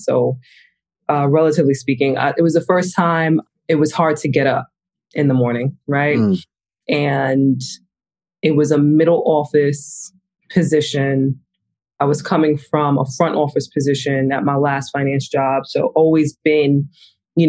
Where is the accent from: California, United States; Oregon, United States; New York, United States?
New York, United States; Hempstead; moved away as an adult; also born or lived in Brooklyn / Atlanta, Georgia / London; I was born in Brooklyn, but raised in Long Island, in Hempstead, Long Island specifically